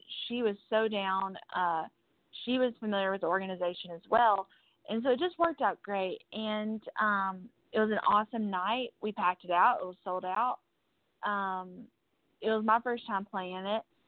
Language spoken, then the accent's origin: English; Kentucky, United States; moved away as an adult; now in Nashville, United States; I'm from Kentucky